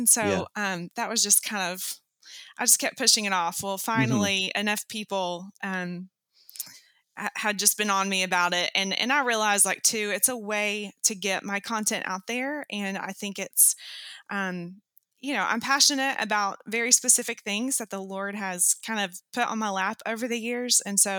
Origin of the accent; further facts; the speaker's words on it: Knoxville, Tennessee, United States; I am currently back in my hometown of Knoxville, Tennessee.